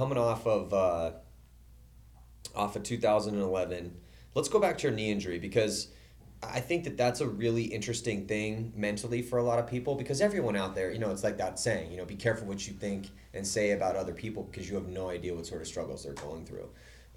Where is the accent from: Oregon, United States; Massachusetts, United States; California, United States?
California, United States; San Diego; we're both from San Diego